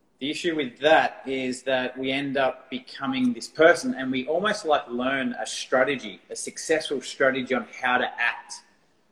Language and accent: English; Australia; accent: Australian; my Australian accent